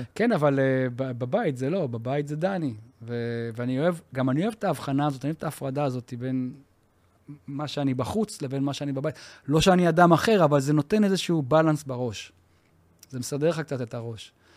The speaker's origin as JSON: {"language": "Hebrew", "town": "Yavne", "region": "Central District", "country": "Israel", "tie": "born or raised there", "said": "אנחנו גדלנו בשכונה צבאית."}